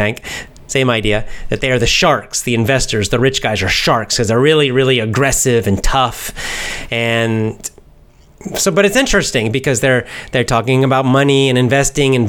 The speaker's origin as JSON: {"language": "English", "region": "Georgia", "country": "United States", "tie": "born or raised there", "moved": "yes", "lives_now": "Osaka, Japan", "said": "I'm from United States, America, and born in the United States, and specifically from the southeast part of America, Georgia, the state of Georgia, not the country, the state"}